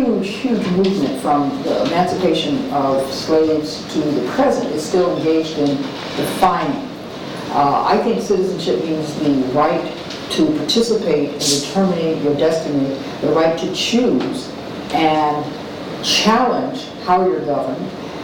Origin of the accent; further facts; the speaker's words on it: Alabama, United States; having watched the student movement unfurl in the South, because that's my home. I was from Alabama.